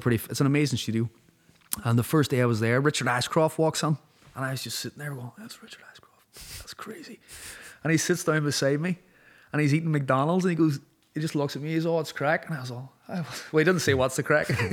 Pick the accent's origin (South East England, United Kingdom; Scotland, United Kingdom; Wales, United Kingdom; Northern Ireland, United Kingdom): Northern Ireland, United Kingdom; Derry; moved away as an adult; also born or lived in Donegal, Ireland / Los Angeles, United States / London, United Kingdom; I grew up in a city like Derry.